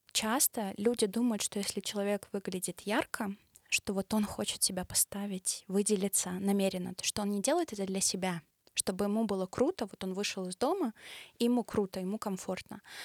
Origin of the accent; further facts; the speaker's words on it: Belarus; я блогер из Беларуси